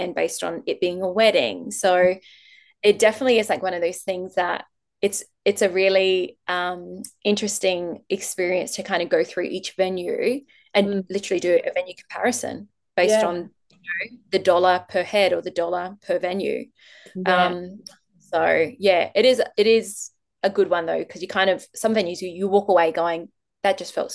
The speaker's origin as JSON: {"language": "English", "town": "Adelaide", "region": "South Australia", "country": "Australia", "said": "I'm originally from Adelaide"}